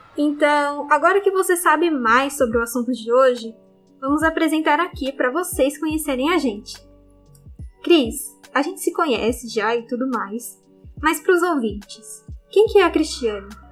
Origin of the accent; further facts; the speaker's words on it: Osasco, São Paulo, Brazil; eu sou de Osasco, uma cidade da Grande São Paulo